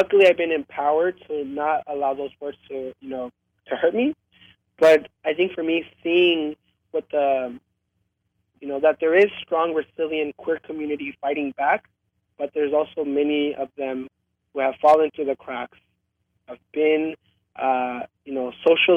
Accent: United States; also born or lived in Mexico; Growing up in America, and growing up, as being queer

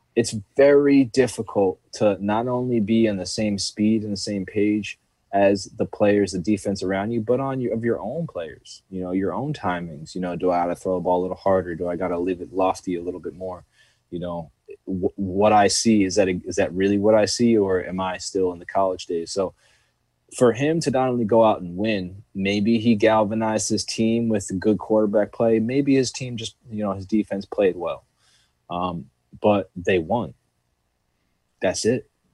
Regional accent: New York, United States; being from New York

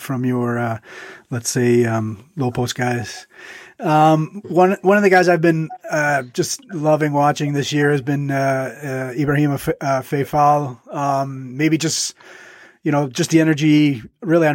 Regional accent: Franklin Park, Illinois, United States; I'm from the Northwest suburbs, only Franklin Park, not as far out as you

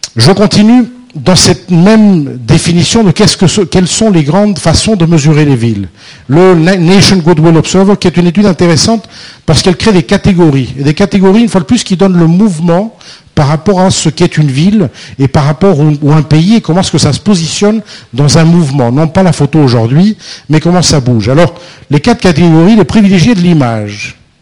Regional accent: France; nous, les Français

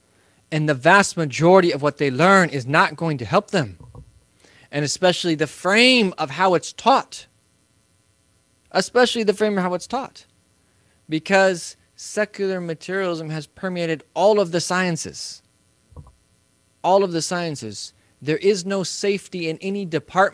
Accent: Midwest, United States; I'm from the Midwest

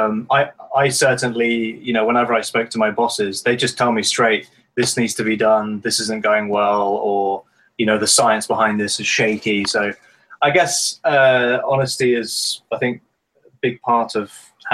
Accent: United Kingdom; being British

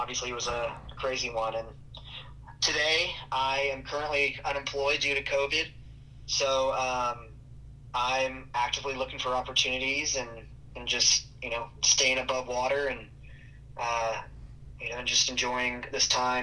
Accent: Houston, Texas, United States; I was from Houston, and I went to a small private school, Second Baptist School in Houston

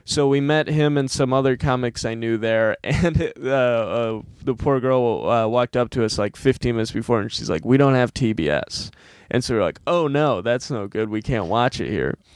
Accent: Monroe, Michigan, United States; also born or lived in Ann Arbor, Michigan; my hometown, which is Monroe, Michigan

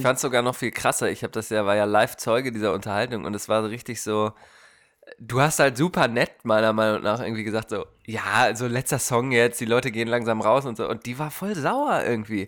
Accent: Germany; now in Portland, United States; wir können uns als Deutsche

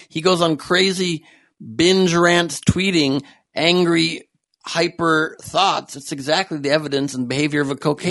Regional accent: United States; I'm just an American

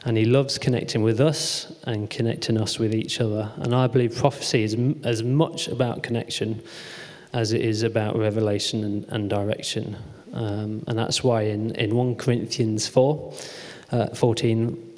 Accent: Coventry, West Midlands, United Kingdom; moved away as an adult; now in Manchester, United Kingdom; back home where I grew up in Coventry

